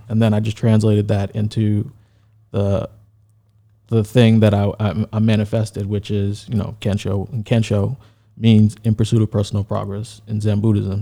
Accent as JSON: {"language": "English", "town": "New York City", "region": "New York", "country": "United States", "said": "I'm from New York, Brooklyn, then Queens"}